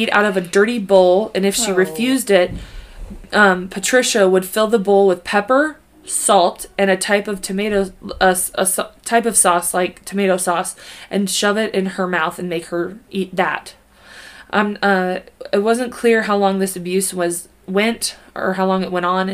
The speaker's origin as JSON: {"language": "English", "region": "Kansas", "country": "United States", "said": "We're from Kansas."}